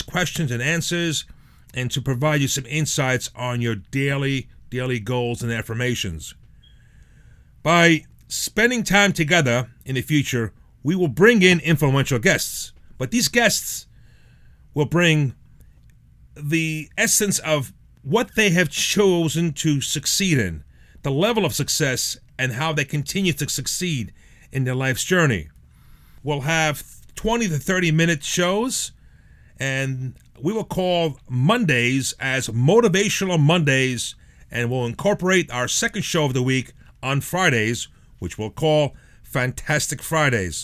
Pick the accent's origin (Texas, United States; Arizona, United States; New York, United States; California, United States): New York, United States; New York City; also born or lived in Frosinone, Italy; now in Long Island, United States; Came to the United States as a little boy. Was raised in the Bronx, in a very, very Italian section in the Bronx, the Belmont section of the Bronx, Arthur Avenue, 187th Street